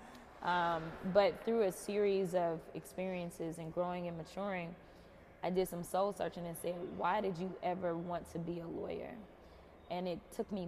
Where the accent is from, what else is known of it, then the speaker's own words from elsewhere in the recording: Texas, United States; I'm a Texan